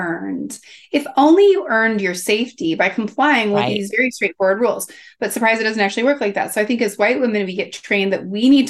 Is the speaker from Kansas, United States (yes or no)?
yes; Kansas, United States; growing up in Kansas